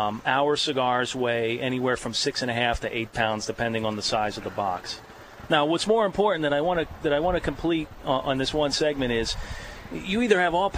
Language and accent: English; Philadelphia, Pennsylvania, United States; I'm originally from Southwest Philly, but we moved to South Philly when I was very, very young.